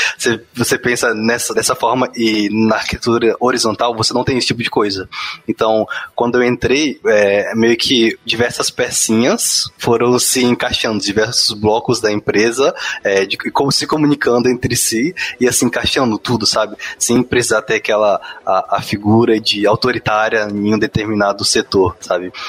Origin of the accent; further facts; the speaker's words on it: Espírito Santo, Brazil; eu sou do Espírito Santo